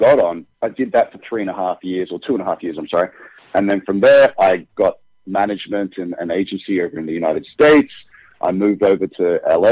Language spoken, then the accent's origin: English; Brisbane, Queensland, Australia; accent: Australian; moved away as an adult; now in Los Angeles, United States; I'm from Brisbane, Australia, and I've moved up to Los Angeles in 2013.